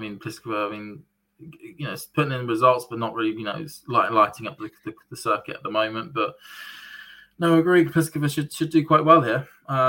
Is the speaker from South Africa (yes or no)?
no; United Kingdom; As a British tennis fan